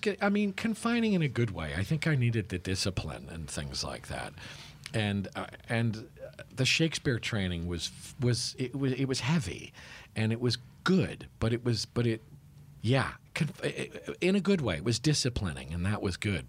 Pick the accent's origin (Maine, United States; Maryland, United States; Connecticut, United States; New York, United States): Connecticut, United States; New Haven; I was born and raised in New Haven, Connecticut.